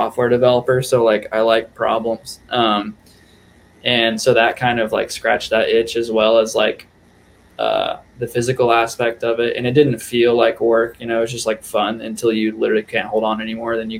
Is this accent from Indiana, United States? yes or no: yes; Indianapolis, Indiana, United States; moved away; that's where I grew up.